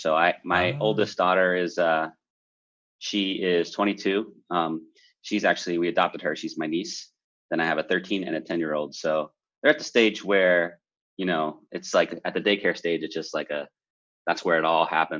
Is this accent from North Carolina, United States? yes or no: yes; Morganton, North Carolina, United States; now in San Francisco, United States; I'm in San Francisco, but I'm originally from North Carolina